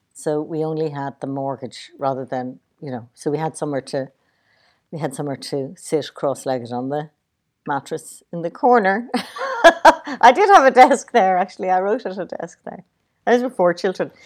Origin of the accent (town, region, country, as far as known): Ireland